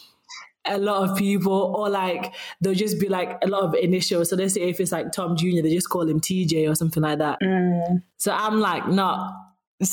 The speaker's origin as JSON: {"language": "English", "town": "Sheffield", "region": "Yorkshire and the Humber", "country": "United Kingdom", "accent": "Sheffield", "said": "my Sheffield accent just came out then"}